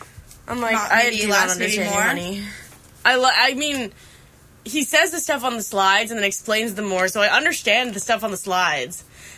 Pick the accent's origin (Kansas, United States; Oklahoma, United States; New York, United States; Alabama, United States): New York, United States; Rochester; I'm from upstate New York, near Canada, upstate New York, though.